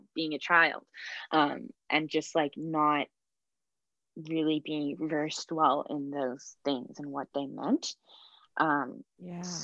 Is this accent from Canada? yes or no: yes; Vancouver, British Columbia, Canada; I've grown up in Vancouver, what is known as Vancouver, for my whole life now